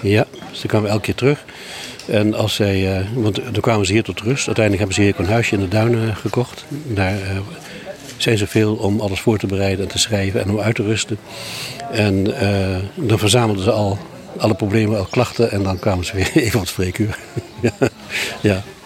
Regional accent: Sumatra, Indonesia; now in Vlieland, Netherlands; ik ben in Sumatra opgegroeid.

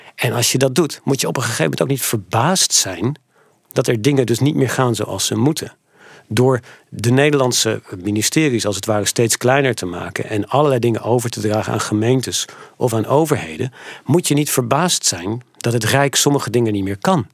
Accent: Netherlands; also born or lived in Montana; ik kwam uit Nederland

